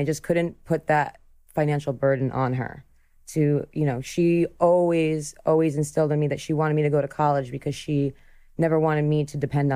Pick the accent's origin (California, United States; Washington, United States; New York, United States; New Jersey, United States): New Jersey, United States; I grew up in New Jersey, but like the really rural part, like up in the woods